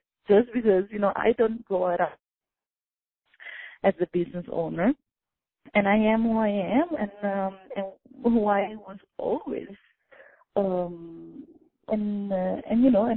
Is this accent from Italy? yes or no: yes; Italy; moved away; born and raised in Italy